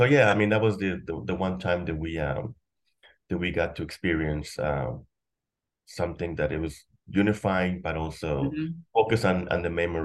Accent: McAllen, Texas, United States; I grew up in McAllen, in the Mission area.

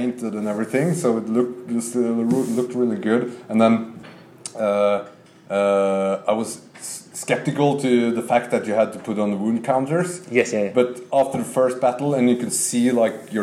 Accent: Molde, Møre og Romsdal, Norway; English is a second language; moved away as an adult; now in Oslo, Norway; I'm come from a small town called Molde, and I've been living here in Oslo for almost 10 years now

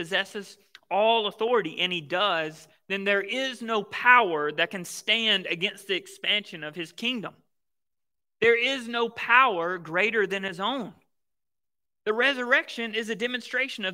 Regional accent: Mississippi, United States; I grew up in Mississippi, right? The Bible Belt.

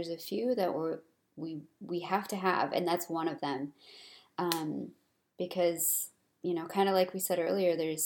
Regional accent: United States

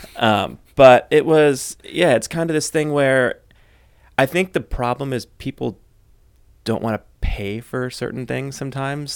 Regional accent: United States; I'm American, we worked in Germany

